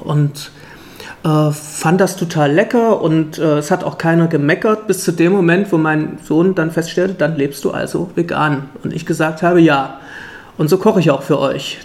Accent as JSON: {"language": "German", "town": "Leipzig", "region": "Saxony", "country": "Germany", "also_born_or_lived": "Friedenau, Berlin", "moved": "yes", "lives_now": "Berlin, Germany", "said": "Ich komme auch aus dem Osten, nämlich ursprünglich aus Leipzig"}